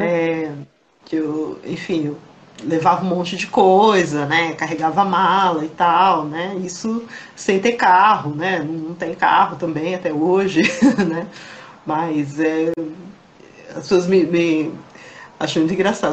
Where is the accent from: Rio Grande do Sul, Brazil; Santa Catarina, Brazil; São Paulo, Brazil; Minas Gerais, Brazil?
São Paulo, Brazil; Embu das Artes; Eu sou de Embu